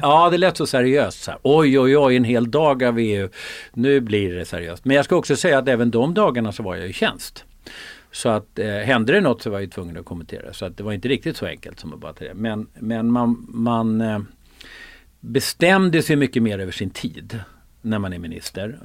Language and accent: Swedish; Sollentuna, Stockholm County, Sweden; also born or lived in Uppsala; jag var född i Uppsala, bodde där i fem år med min storasyster och lillebror, mamma och pappa. Och sen flyttade vi till Sollentuna